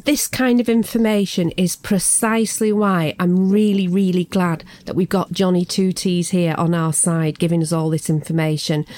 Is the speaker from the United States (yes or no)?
no; England, United Kingdom; everyone from my home country